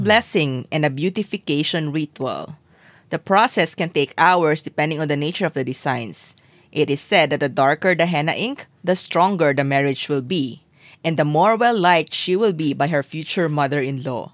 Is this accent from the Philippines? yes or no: yes; Zamboanga City, Zamboanga Peninsula, Philippines; I grew up in Zamboanga City